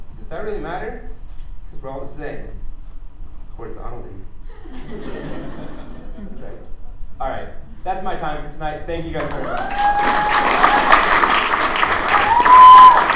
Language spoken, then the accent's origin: English; United States; I was born in America